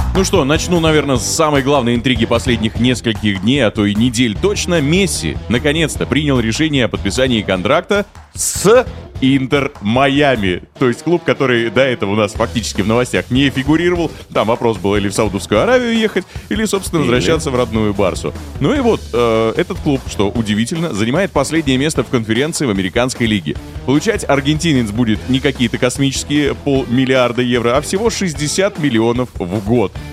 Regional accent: Bashkortostan, Russia; Я из Башкирии

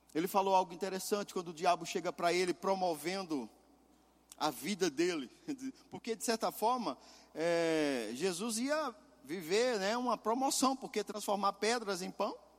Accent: Pernambuco, Brazil; moved away; meu estado, lá de Pernambuco

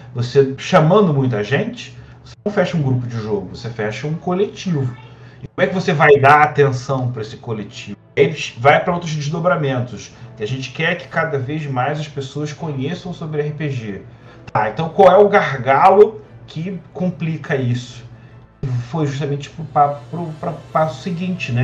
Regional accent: Rio de Janeiro, Brazil; eu sou carioca

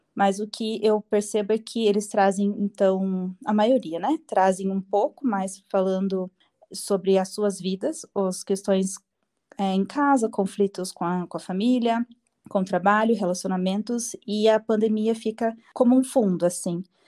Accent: Curitiba, Paraná, Brazil; eu sou curitibana. Eu nasci e moro aqui em Curitiba.

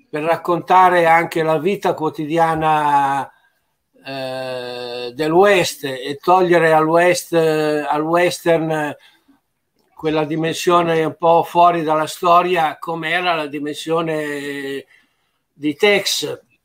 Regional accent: Italy

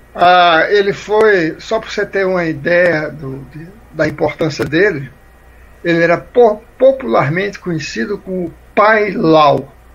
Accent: Sátiro Dias, Bahia, Brazil; moved away; O meu foi Sátiro Dias, na Bahia, o Velho Junco. Né? Quando eu nasci, era um distrito de Iambupe

